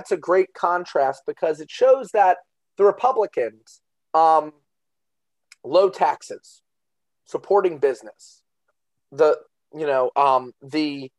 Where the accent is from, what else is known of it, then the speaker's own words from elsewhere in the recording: Northeast, United States; I'm from the Northeast